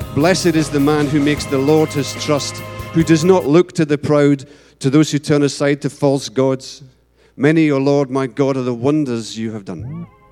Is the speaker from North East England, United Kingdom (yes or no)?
no; Paisley, Scotland, United Kingdom; I was from Paisley in Scotland